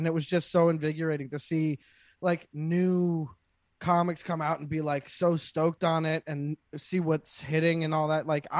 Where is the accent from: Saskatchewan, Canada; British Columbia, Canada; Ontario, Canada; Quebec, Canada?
Quebec, Canada; Montreal; I grew up in Montreal